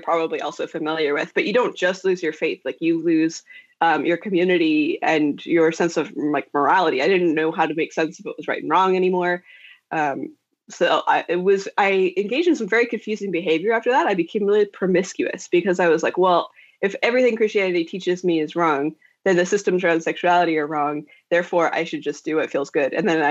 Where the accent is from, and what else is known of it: Idaho, United States; born or raised there; now in San Francisco, United States